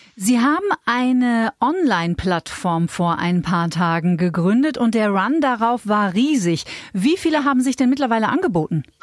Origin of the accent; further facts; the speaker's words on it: Bavaria, Germany; bei uns in Bayern